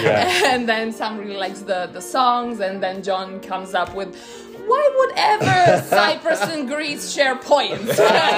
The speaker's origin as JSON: {"language": "English", "country": "Croatia", "said": "I'm from Croatia."}